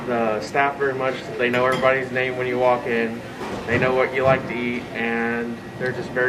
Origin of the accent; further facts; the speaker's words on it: Curtis, Nebraska, United States; I'm from Curtis, Nebraska, and I am currently a criminal justice major.